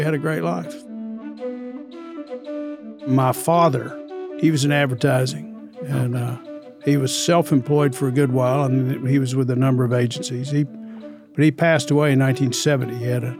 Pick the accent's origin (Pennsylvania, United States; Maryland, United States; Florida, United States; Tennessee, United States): Tennessee, United States; Knoxville; Well, I'm from Knoxville, Tennessee. I'm one of 10 children, oldest of 10 children.